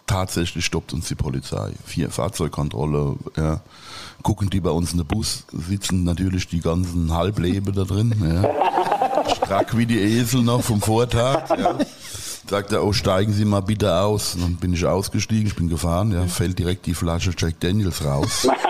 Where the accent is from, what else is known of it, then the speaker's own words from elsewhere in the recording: Worms, Rhineland-Palatinate, Germany; ist Worms, Worms am Rhein